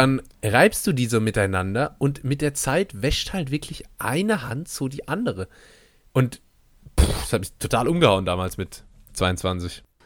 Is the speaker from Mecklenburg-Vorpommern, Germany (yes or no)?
no; Steinweiler, Rhineland-Palatinate, Germany; aus meinem Heimatdorf Steinweiler